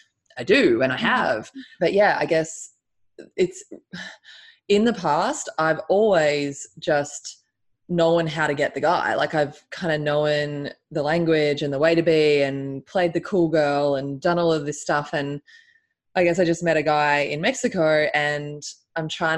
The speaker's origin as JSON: {"language": "English", "country": "Australia", "said": "I'm Australian."}